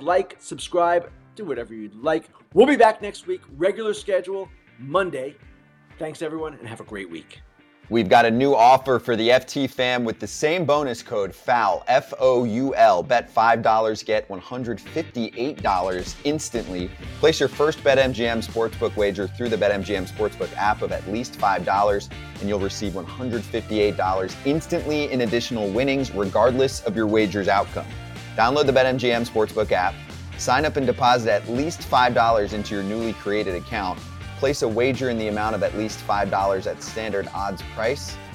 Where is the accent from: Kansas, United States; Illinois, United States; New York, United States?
New York, United States; Long Island and Queens; I grew up on Long Island and in Queens